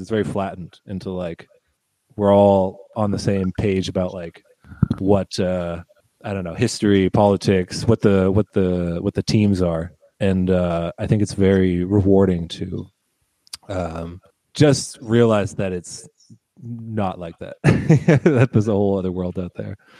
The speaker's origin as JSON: {"language": "English", "country": "United States", "moved": "yes", "lives_now": "Berlin, Germany", "said": "as an American"}